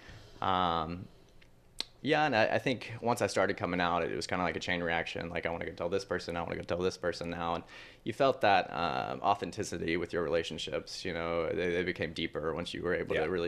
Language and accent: English; Mobile, Alabama, United States; moved away as an adult; I am from Mobile, Alabama, and I so grew up in a very Catholic home. Very conservative Republican home. And basically I didn't come out until I left Mobile and went to college.